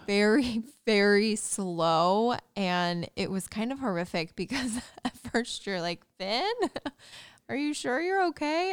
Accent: Indiana, United States; moved away; my hometown Indiana

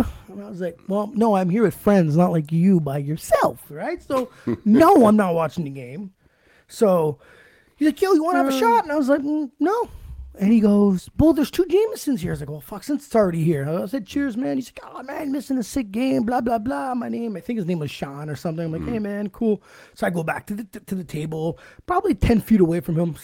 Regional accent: Ottawa, Ontario, Canada; I said, from here. He goes, oh, what school did you go to? I go, guys, I went to St. Pat's, man.

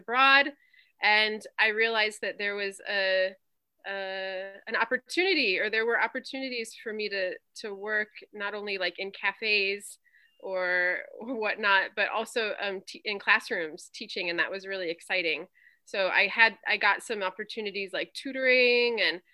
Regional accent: Crystal Lake, Illinois, United States; moved away as an adult; also born or lived in Arizona / Germany / Hawaii; I grew up in Crystal Lake, Illinois

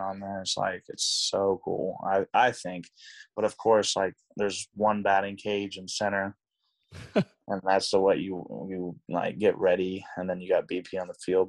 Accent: Tulsa, Oklahoma, United States; also born or lived in Dallas, Texas; I grew up in Tulsa, Oklahoma

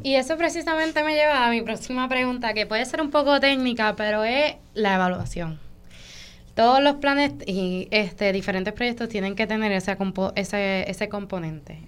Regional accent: Vega Alta, Puerto Rico; yo soy nacida y criada en Vega Alta

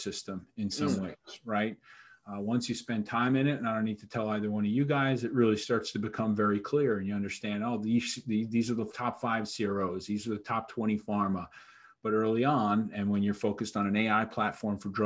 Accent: New York, United States; I grew up in New York here, but Irish heritage, both my parents also from New York

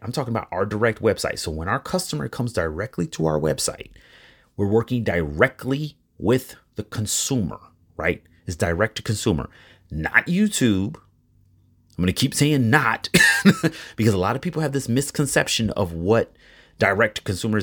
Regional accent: Chicago, Illinois, United States; I'm from Chicago.

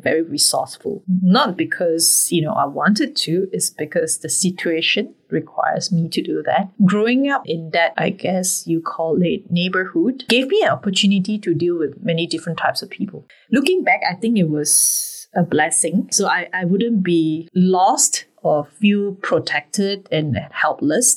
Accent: Penang, Malaysia; moved away as an adult; now in Singapore; I'm a Malaysian girl

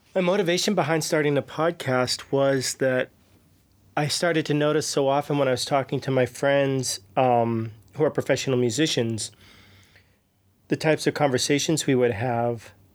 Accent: outside of Boston, Massachusetts, United States; moved away as an adult; also born or lived in New York City / Nashville; now in Prague, Czech Republic; I grew up outside of Boston

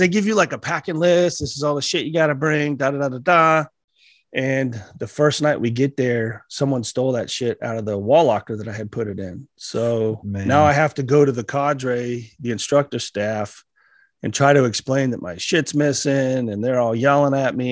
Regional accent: Colorado, United States; I'm a Colorado boy. And, yeah. Uh, grew up in a real small mountain town of about 300 people. It's probably about a half hour outside of Colorado Springs

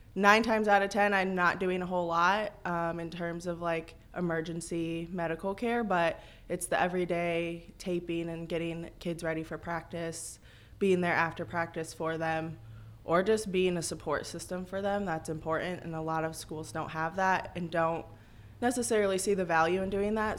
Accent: Galva, Illinois, United States; I'm local. I'm from Galva, so grew up there

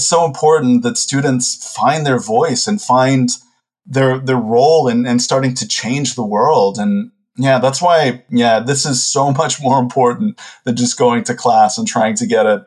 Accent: Texas, United States; I'm from the U.S. I'm from Texas, and I went to university initially in Houston

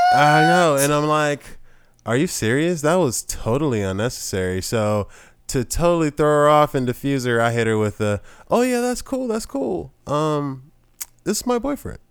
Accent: the South, United States; we're two dudes from the South

